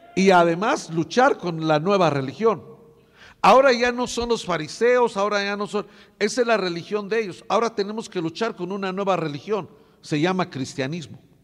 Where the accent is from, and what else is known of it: Mexico